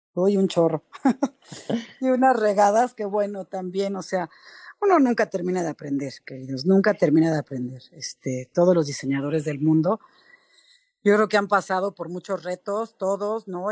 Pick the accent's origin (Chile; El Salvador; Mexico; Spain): Mexico; Somos mexicanos, somos trabajadores